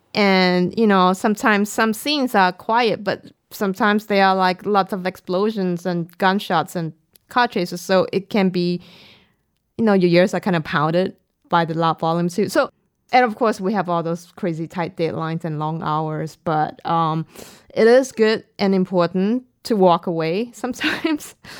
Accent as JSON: {"language": "English", "country": "Singapore", "tie": "born or raised there", "said": "I'm from Singapore"}